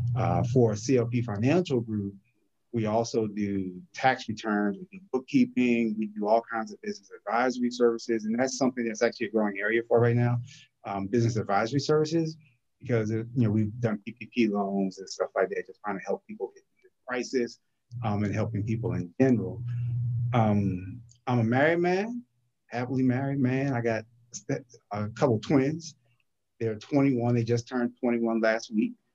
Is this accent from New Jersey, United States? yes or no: yes; New Brunswick, New Jersey, United States; also born or lived in Newark, New Jersey; now in Norfolk, United States; I'm originally from New Brunswick, New Jersey